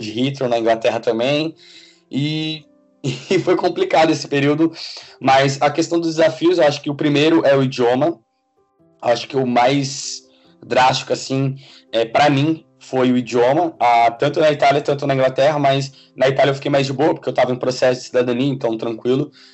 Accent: Suzano, São Paulo, Brazil; moved away as an adult; also born or lived in Butantã, São Paulo / Italy; now in London, United Kingdom; eu sou de São Paulo, nasci e morei durante minha vida toda na cidade de Suzano

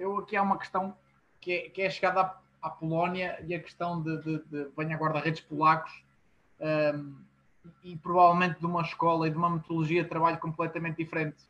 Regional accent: Portugal; como, como portugueses

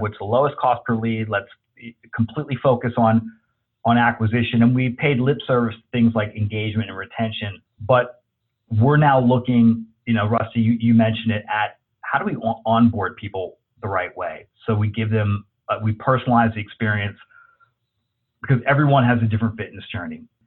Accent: New Jersey, United States; also born or lived in Los Angeles, California; now in Texas, United States; growing up in Jersey, living

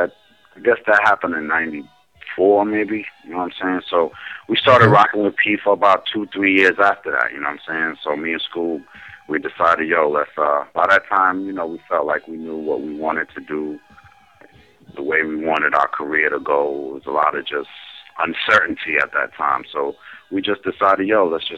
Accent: New Jersey, United States; I'm from Jersey.

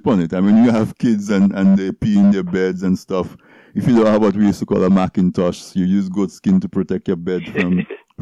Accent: Castle Bruce, Saint David Parish, Dominica; I'm from Castle Bruce.

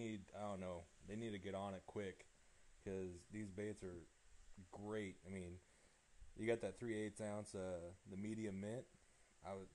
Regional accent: Northern California, United States; now in Texas, United States; I grew up in Northern Cal as a kid

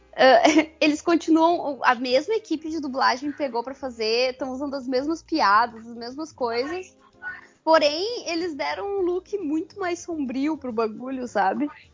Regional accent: Porto Alegre, Rio Grande do Sul, Brazil; eu que sou de Porto Alegre

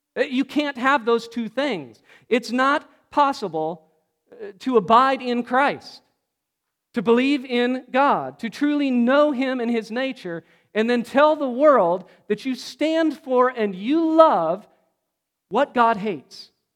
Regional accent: Pacific Northwest, United States; I grew up in the Pacific Northwest

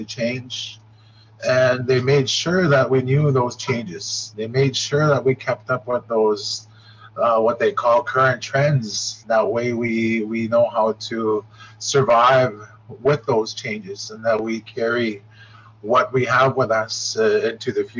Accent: Shoal Lake, Ontario, Canada; also born or lived in Grassy River, Ontario; I am from Shoal Lake, here in the center, right close to the Manitoba border and Minnesota borders

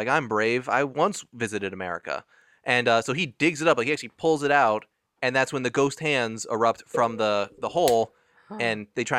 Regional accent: Canada; I'm like, oh, shit, we're cowards. We're Canadian. They ran.

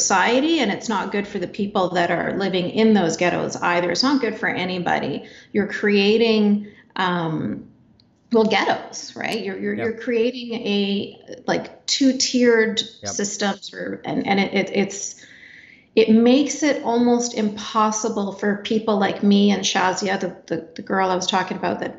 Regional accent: Canada; even though I was born and raised in Canada

